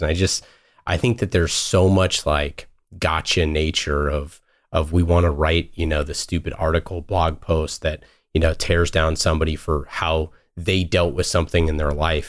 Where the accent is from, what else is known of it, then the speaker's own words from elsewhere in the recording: Oakland, California, United States; I grew up in Oakland